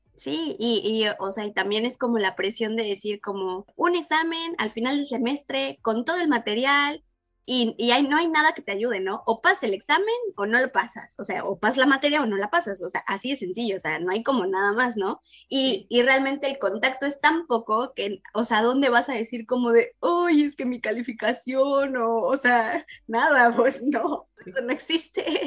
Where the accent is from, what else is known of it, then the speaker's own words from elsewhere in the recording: Puebla, Mexico; moved away as an adult; also born or lived in Hannover, Germany; now in Berlin, Germany; yo estudié en, una universidad en Puebla, pues soy de Puebla